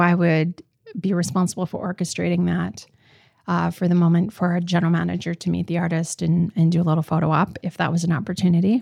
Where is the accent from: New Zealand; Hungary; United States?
United States; Roseau, Minnesota; moved away; the little girl I am from Roseau